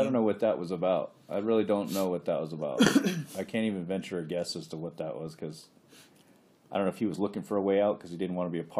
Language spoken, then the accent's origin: English; Fort Yukon, Alaska, United States; also born or lived in Fairbanks / North Pole; I grew up in Fort Yukon. I was born in Fairbanks. I moved out of Fort Yukon when I was 15. Enrolled at Lathrop, and I've been Fairbanks and North Pole since.